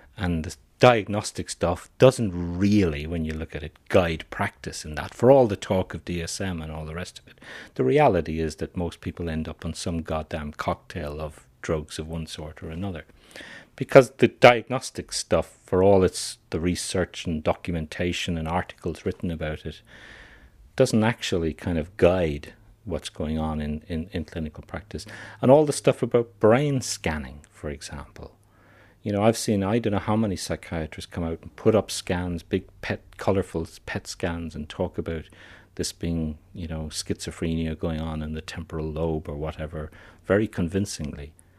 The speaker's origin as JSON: {"language": "English", "country": "Ireland", "said": "I'm an Irish psychiatrist"}